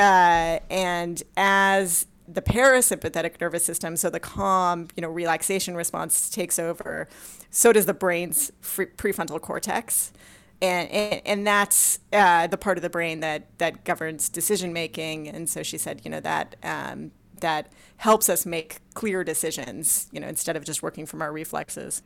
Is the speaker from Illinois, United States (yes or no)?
no; Los Angeles, California, United States; I, uh, grew up in Southern California, in Los Angeles